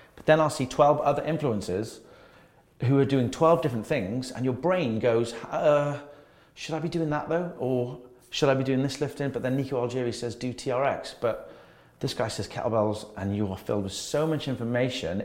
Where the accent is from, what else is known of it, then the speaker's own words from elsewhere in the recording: Wales, United Kingdom; I'm Welsh